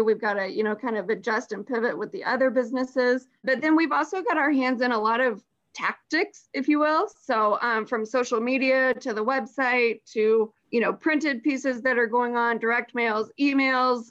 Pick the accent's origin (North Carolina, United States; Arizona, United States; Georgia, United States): Georgia, United States; Johns Creek; also born or lived in Columbia, South Carolina; I was born and raised in the Atlanta area